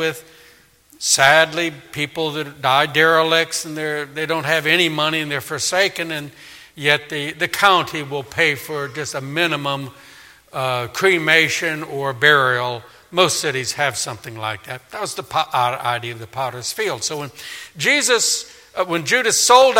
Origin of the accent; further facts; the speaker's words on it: New Orleans, Louisiana, United States; in my hometown of Katrina, of New Orleans